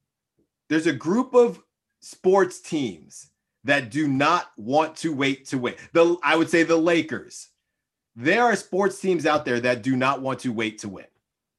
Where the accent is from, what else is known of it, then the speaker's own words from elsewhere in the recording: Bay Area, California, United States; we're from the Bay Area. We're both Giants fans